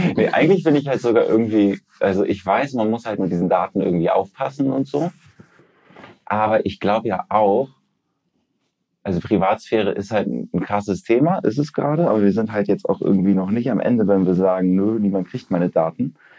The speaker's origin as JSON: {"language": "German", "town": "Lübeck", "region": "Schleswig-Holstein", "country": "Germany", "tie": "born or raised there", "said": "ich, ich, komme aus der wunderschönen Hansestadt Lübeck und habe da auch so einen, so einen gewissen Lokalpatriotismus"}